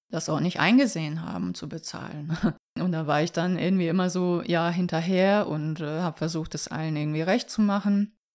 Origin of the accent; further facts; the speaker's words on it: Vukovar, Vukovar-Syrmia County, Croatia; moved away; also born or lived in Hamburg; ich komme ja aus Kroatien. Mit meiner Familie bin ich ja Anfang der 90er nach Hamburg gekommen, als der Bürgerkrieg ausbrach. Und das war so die Zeit, ja, in Vukovar, in der Stadt, woher ich komme.